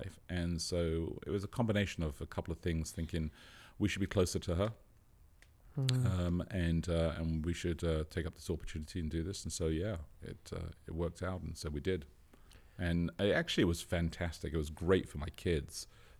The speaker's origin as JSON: {"language": "English", "region": "London", "country": "United Kingdom", "accent": "Southeast London", "said": "And from England, born in Southeast London. And when I'm home, my accent changes."}